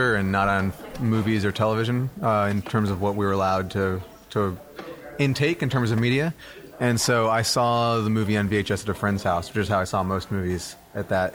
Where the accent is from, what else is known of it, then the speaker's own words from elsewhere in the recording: Dallas, Texas, United States; also born or lived in Milwaukee, Wisconsin; I started off growing up in Wisconsin, in Milwaukee, and moved to Texas when I was 8 years old, and have lived in Dallas ever since